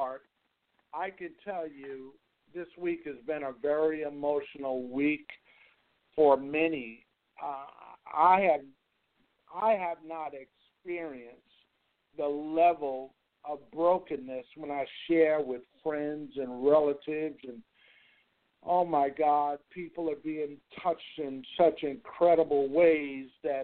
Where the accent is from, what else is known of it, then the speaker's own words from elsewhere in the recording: New York, United States; now in Nashville, United States; I grew up in New York